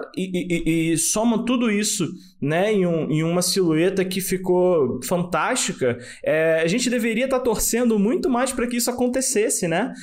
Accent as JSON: {"language": "Portuguese", "country": "Brazil", "said": "a gente é brasileiro"}